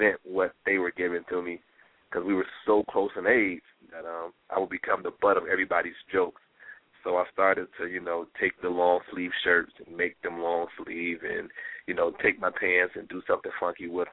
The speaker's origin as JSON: {"language": "English", "town": "Detroit", "region": "Michigan", "country": "United States", "tie": "born or raised there", "moved": "yes", "lives_now": "New York City, United States", "said": "I'm from Detroit, yes. I am born and raised, and I currently live in New York City"}